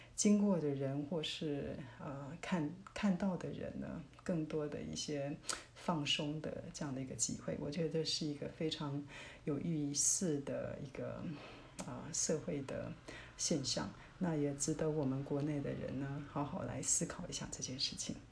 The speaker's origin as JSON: {"language": "Chinese", "country": "Taiwan", "said": "我们台湾人"}